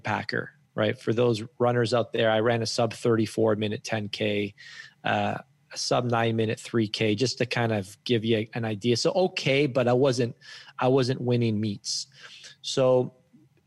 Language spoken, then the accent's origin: English; Guelph, Ontario, Canada; I grew up in Guelph, Ontario